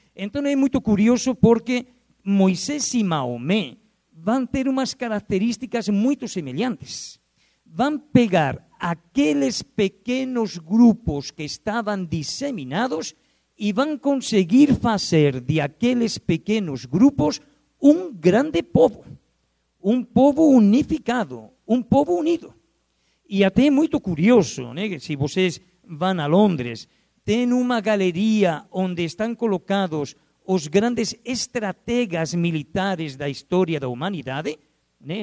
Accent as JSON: {"language": "Portuguese", "country": "Spain", "accent": "Spanish", "second_language": "Portuguese", "moved": "as an adult", "lives_now": "Brazil", "said": "meu sotaque é espanhol eu não perco o sotaque. Eu levo aqui no Brasil já, agora no mês de outubro, vou completar 36 anos no Brasil"}